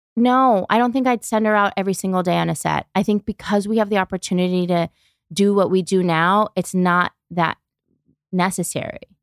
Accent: New York City, New York, United States; moved away as an adult; now in Los Angeles, United States; I grew up in New York, Brooklyn

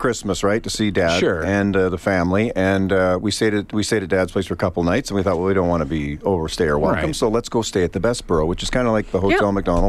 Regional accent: Saskatoon, Saskatchewan, Canada; moved away; See, do I know my hometown or don't I?

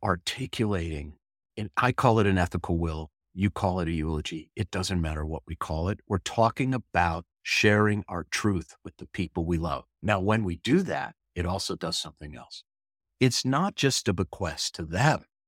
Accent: St. Louis Park, Minnesota, United States; I was born in Saint Louis Park, Minnesota on June third in nineteen sixty

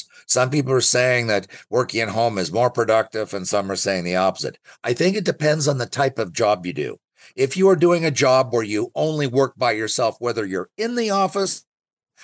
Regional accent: Ottawa, Ontario, Canada; I'm from Ottawa and I know Ottawa best

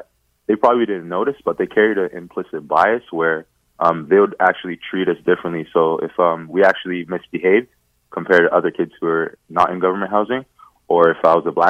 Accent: Toronto, Ontario, Canada; also born or lived in Scarborough; I grew up in Regent Park, then I moved to a smaller government housing project in Scarborough

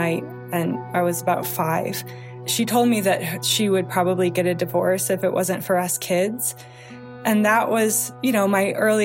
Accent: Wheaton, Illinois, United States; now in Blue Ridge Mountains, United States; I grew up in the Chicago suburbs.

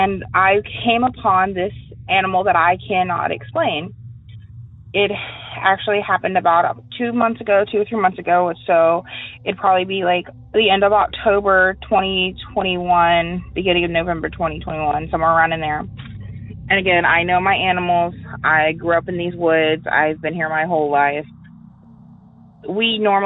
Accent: St. Augustine, Florida, United States; also born or lived in Hastings, Florida; I'm from St. Augustine, Florida

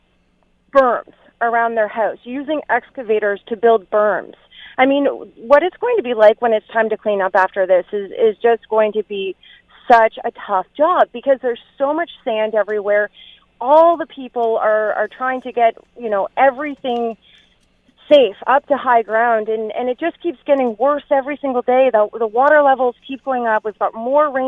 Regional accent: Ontario, Canada; now in New Brunswick, Canada; I'm actually from Ontario

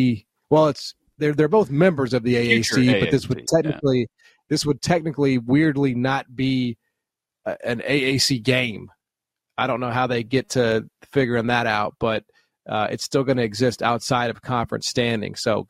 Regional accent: United States; as an American

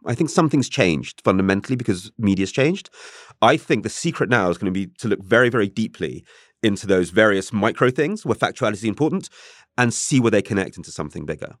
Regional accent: England, United Kingdom; I'm English

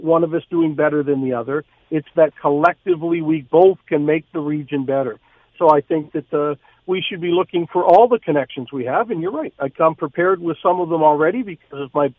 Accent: St. Thomas, Ontario, Canada; my hometown, St. Thomas, Ontario.

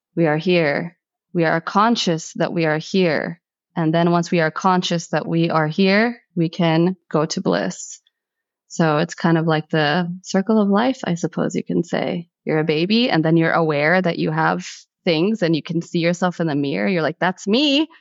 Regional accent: United States; I'm first generation American. Although I was born in America, my household was still very much Egypt

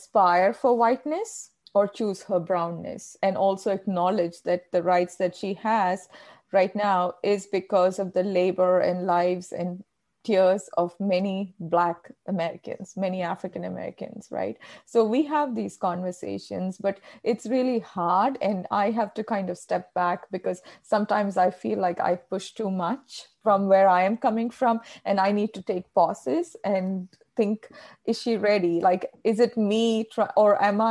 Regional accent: Kerala, India; accent: Indian; first language Malayalam; English is a second language; moved away as an adult; also born or lived in Australia; now in United States; I've lived in the United States for more than a decade, but I still hold on to my Indian accent.

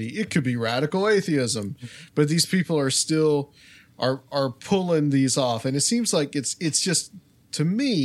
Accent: Chattanooga, Tennessee, United States; my hometown, Chattanooga

